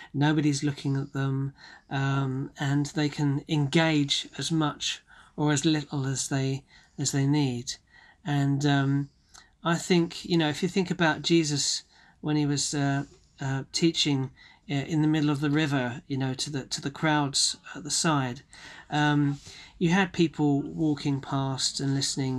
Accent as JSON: {"language": "English", "town": "Bromley", "region": "London", "country": "United Kingdom", "tie": "born or raised there", "said": "I was born and bred in Bromley in Kent"}